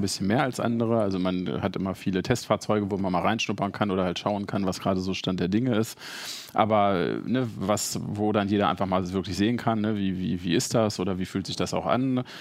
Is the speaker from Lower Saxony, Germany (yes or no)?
yes; Hanover, Lower Saxony, Germany; als Hannoveraner